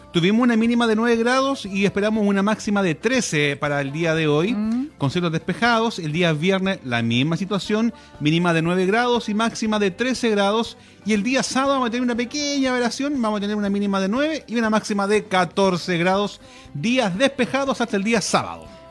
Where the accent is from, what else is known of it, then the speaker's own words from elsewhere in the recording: Constitución, Maule, Chile; todos los que somos de Constitución